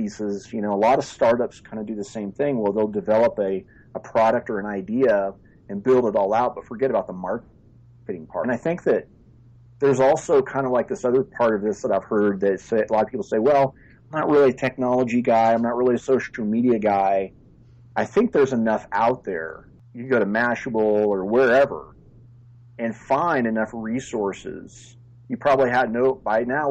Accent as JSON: {"language": "English", "region": "far Northern California", "country": "United States", "tie": "born or raised there", "said": "I am a fifth generation Northern Californian. I'm sort of like the last of the Mohicans and grew up in far Northern California"}